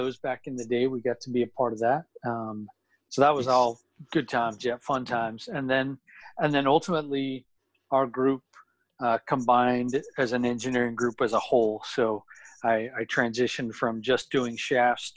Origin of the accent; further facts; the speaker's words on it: Salt Lake City, Utah, United States; moved away as an adult; now in San Diego, United States; I grew up in Salt Lake City, Utah